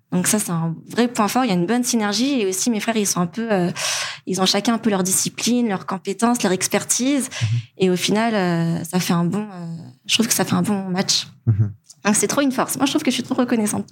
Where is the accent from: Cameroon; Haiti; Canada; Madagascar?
Madagascar; moved away as an adult; also born or lived in France; en tant que malgache